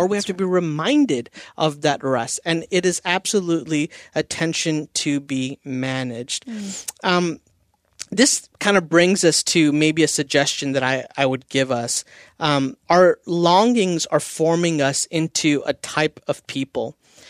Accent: India; I'm Indian. We eat Indian food at holidays. Indian cooking takes all day, right?

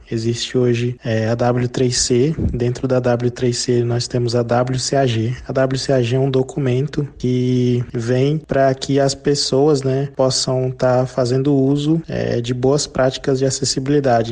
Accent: Brasília, Federal District, Brazil; Eu também sou de Brasília, né? Nascido e criado em Brasília

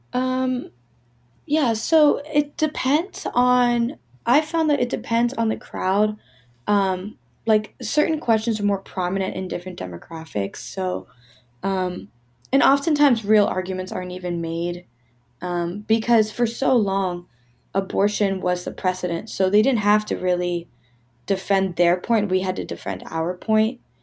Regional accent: Pittsburgh, Pennsylvania, United States; I'm from Pittsburgh. I'm back in Pittsburgh now

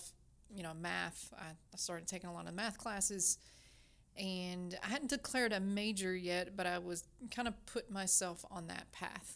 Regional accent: Kentucky, United States; I grew up about an hour and a half in the state of Kentucky on a farm

